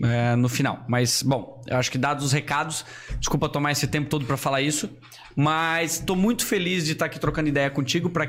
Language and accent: Portuguese; Gaspar, Santa Catarina, Brazil; also born or lived in Brusque / Itajaí; Isso, eu sou natural de Gaspar, moro há 32